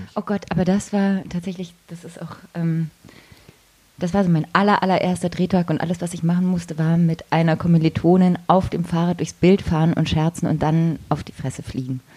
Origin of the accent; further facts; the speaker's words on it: Oggenhausen, Baden-Württemberg, Germany; accent: Swabian; also born or lived in Bavaria; ich komme nicht aus Holne, wie man bei uns so liebevoll sagt, sondern aus Ogehause